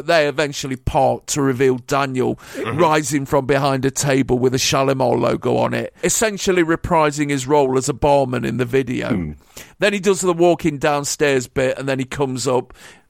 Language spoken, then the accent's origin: English; United Kingdom; as a British person